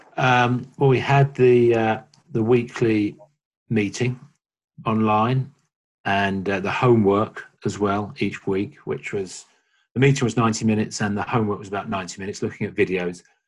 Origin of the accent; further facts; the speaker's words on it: London, United Kingdom; I'm from uh, London in the UK